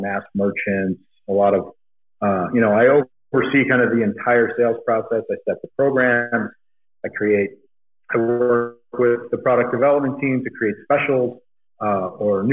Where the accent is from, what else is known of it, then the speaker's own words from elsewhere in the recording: Eastern Pennsylvania, United States; moved away as an adult; now in Arizona, United States; I grew up in Eastern Pennsylvania